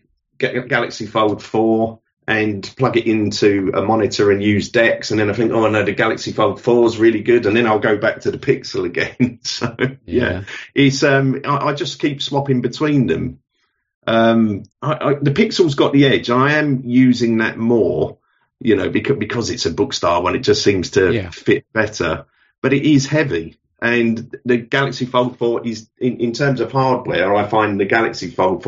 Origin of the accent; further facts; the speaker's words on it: London, United Kingdom; moved away as an adult; now in King's Lynn, United Kingdom; But as you could probably tell, I wasn't born here. I was born in London originally, and we moved about 20 years ago now. So we moved out of London. I'm 55 now.